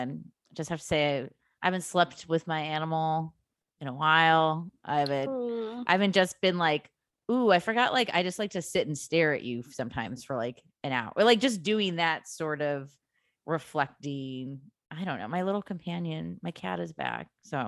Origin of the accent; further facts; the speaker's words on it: Illinois, United States; in the suburbs of Chicago.